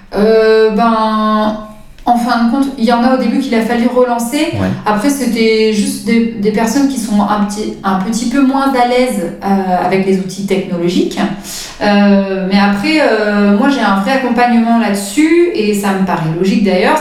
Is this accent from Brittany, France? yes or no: yes; Brittany, France; now in Biscarrosse, France; je suis bretonne